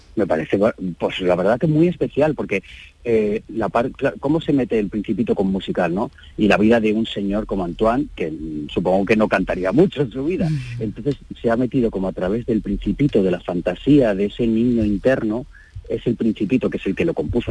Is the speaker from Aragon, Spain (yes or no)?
no; Madrid, Community of Madrid, Spain; yo soy de Madrid